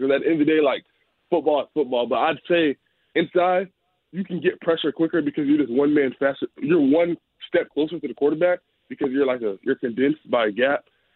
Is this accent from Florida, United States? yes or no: yes; South Florida, United States; we're all from South Florida. So, like, down here, it's a really small world. We played against each other in Little League. Like, I've been playing against Elijah since I was, like, 8 years old